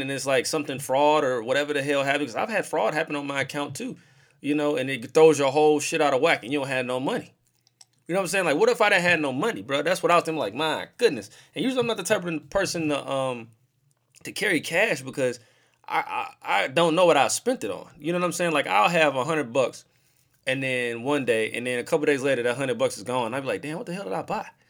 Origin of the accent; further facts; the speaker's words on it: St. Louis, Missouri, United States; I'm from St. Louis, I live in St. Louis